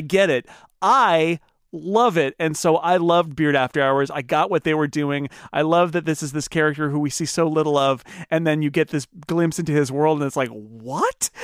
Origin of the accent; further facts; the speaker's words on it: United States; as an American